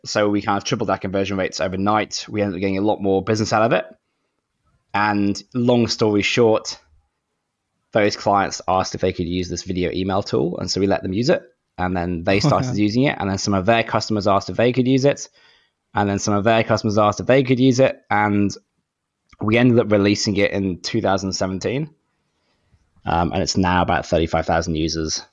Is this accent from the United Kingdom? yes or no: yes; United Kingdom; moved away as an adult; now in Sydney, Australia; I'm actually British, but I live in Sydney, Australia. So I've been here for maybe 11, 12 years